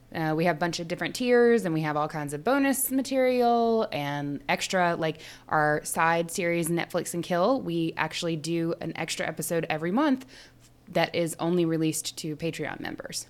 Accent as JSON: {"language": "English", "region": "the South", "country": "United States", "said": "we come from the South"}